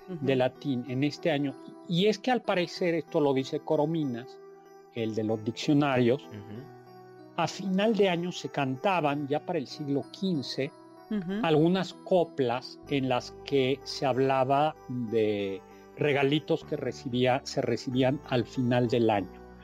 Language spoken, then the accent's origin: Spanish; Mexico; los mexicanos somos los únicos fiesteros del mundo en la Navidad